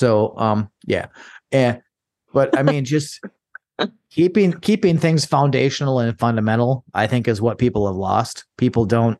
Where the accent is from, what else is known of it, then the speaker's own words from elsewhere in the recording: Minnesota, United States; a conservative from Minnesota, so I'm a conservative in a blue state.